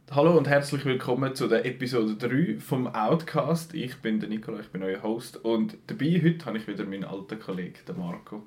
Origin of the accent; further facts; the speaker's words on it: Switzerland; bei uns in der Schweiz